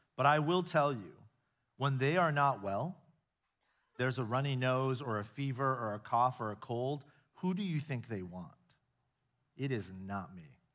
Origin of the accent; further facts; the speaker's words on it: United States; I grew up here in the States, so I've spent my entire life here